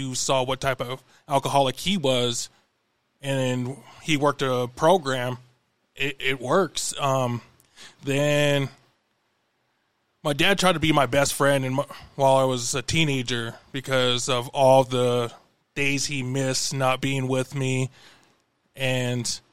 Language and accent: English; Billings, Montana, United States; also born or lived in Crow Agency, Montana / Pryor, Montana; when I was about 5, my parents moved me to Bellings, and I spent most of my life here